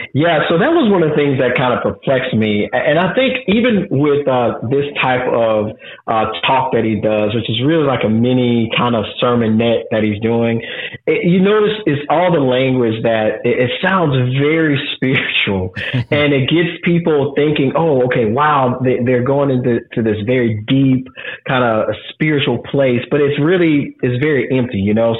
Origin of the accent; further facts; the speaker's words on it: New Orleans, Louisiana, United States; moved away as an adult; I was born and raised in New Orleans, uh, same neighborhood that I was literally born